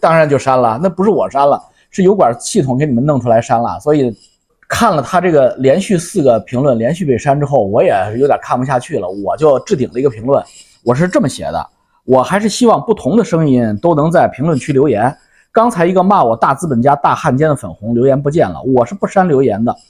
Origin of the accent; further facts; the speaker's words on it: Canada; 你是北京的，我是加拿大的